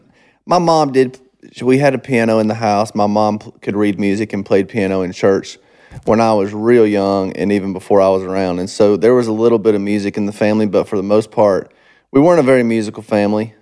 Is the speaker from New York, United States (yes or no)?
no; Monroe, Georgia, United States; moved away; when I was growing up in Monroe, it was super small little farm town